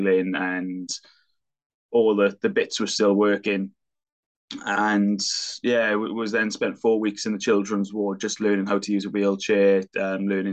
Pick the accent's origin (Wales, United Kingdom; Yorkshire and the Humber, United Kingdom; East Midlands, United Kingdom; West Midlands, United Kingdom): Wales, United Kingdom; Welsh Valleys; as you are as a Welsh Valleys boy